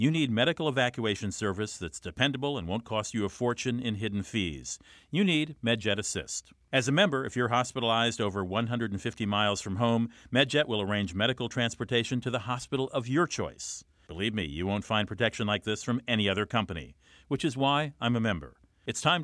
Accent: St. Paul, Minnesota, United States; now in Boston, United States; My hometown

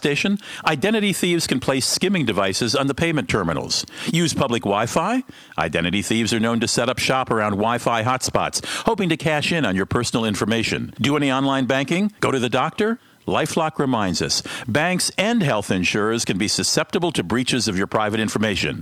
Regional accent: Minnesota, United States; my home state

